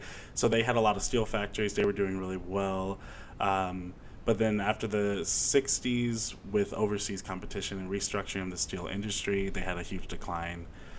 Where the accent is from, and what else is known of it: Indiana, United States; born or raised there